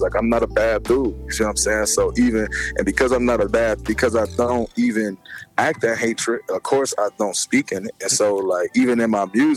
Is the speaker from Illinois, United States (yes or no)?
yes; Chicago, Illinois, United States; I'm from the west side, BL South. Like, I grew up on the west side, BL South